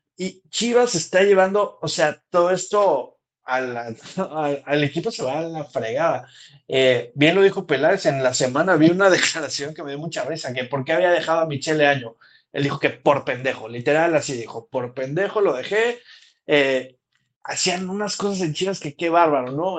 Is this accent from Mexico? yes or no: yes; Mexico; nos sume también como mexicanos